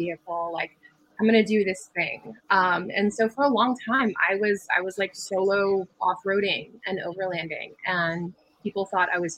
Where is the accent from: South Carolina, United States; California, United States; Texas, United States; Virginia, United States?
California, United States; when I was a kid, we were going out to Glamis. I'm from California.